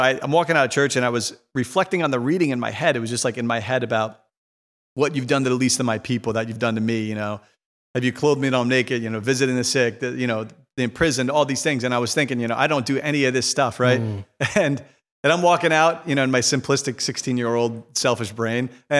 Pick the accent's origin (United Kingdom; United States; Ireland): Ireland; Because, you know, as Catholic, especially as Irish people, you know, we're like, we don't think about business as good.